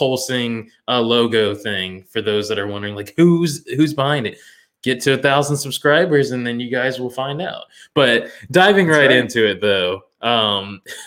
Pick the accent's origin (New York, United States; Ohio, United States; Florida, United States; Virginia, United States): Florida, United States; Orlando; growing up in Florida